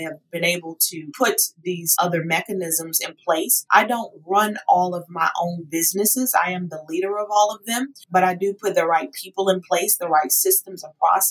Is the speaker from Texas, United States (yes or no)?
yes; Houston, Texas, United States; moved away as an adult; now in Atlanta, United States; When I moved from my hometown, Houston, Texas, to Atlanta, Georgia in 2016